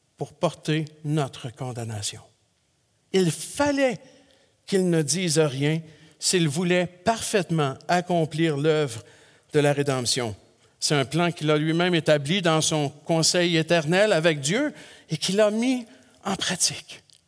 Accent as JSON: {"language": "French", "region": "Quebec", "country": "Canada", "said": "chez nous au Québec"}